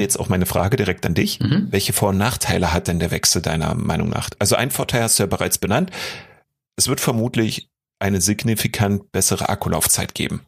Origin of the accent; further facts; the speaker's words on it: Berlin, Germany; als Berliner